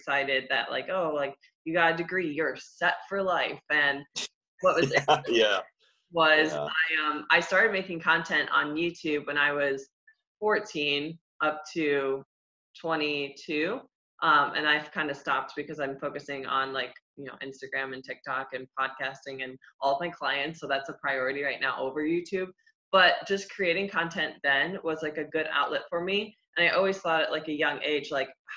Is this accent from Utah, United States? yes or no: no; Ohio, United States; moved away as an adult; now in Tampa, United States; I'm from the Midwest too, I'm from Ohio